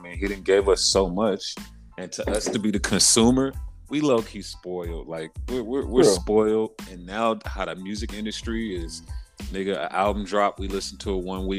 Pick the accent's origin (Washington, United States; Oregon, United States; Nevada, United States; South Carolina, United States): Nevada, United States; Las Vegas; I'm just from the West Coast and from Vegas